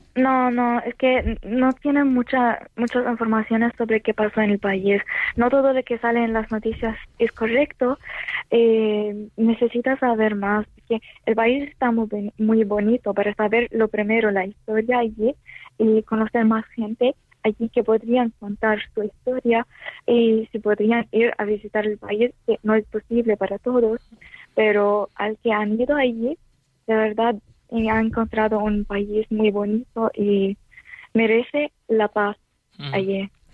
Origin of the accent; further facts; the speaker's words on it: Homs, Homs Governorate, Syria; Spanish is a second language; moved away as an adult; now in Spain; yo soy de Homs, una ciudad en Siria